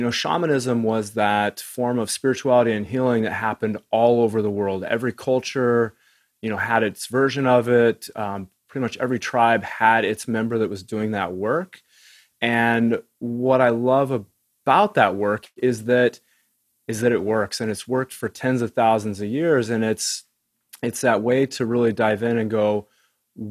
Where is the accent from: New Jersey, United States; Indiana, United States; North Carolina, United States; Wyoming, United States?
Wyoming, United States; I grew up in Wyoming